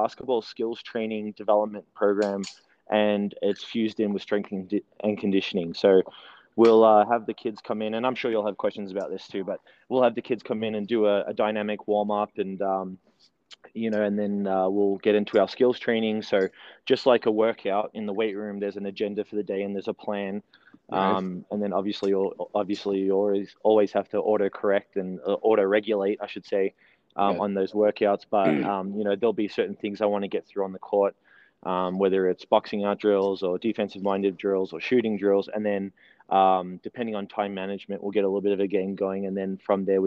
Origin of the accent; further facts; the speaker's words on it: Melbourne, Victoria, Australia; moved away as an adult; also born or lived in New Zealand; now in Utah, United States; we moved to Melbourne, Australia. We relocated, and so I grew up in Melbourne